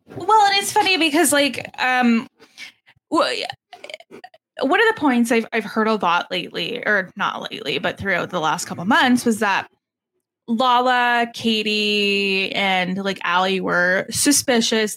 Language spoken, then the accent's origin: English; Canada; I'm Canadian